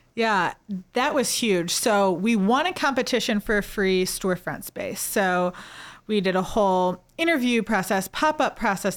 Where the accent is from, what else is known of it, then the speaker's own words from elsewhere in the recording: St. Louis, Missouri, United States; also born or lived in Mobile, Alabama; growing up in Saint Louis